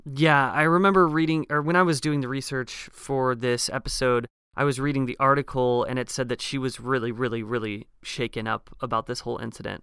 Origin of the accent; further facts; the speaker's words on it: Eugene, Oregon, United States; my hometown of Eugene, Oregon